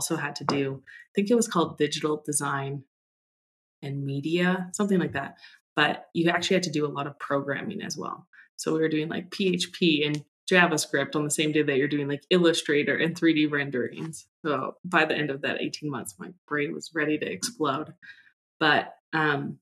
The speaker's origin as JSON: {"language": "English", "region": "British Columbia", "country": "Canada", "tie": "born or raised there", "said": "I grew up in British Columbia"}